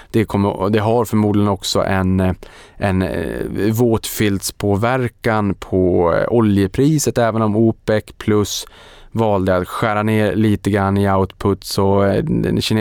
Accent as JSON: {"language": "Swedish", "town": "Boden", "region": "Norrbotten County", "country": "Sweden", "tie": "born or raised there", "said": "Så väldigt, väldigt spännande och det här har man ju etablerat då i Boden, min hemort, gamla hemort"}